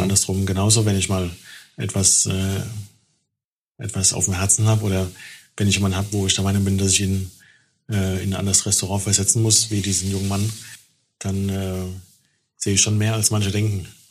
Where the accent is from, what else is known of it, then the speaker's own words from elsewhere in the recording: Germany; als Deutscher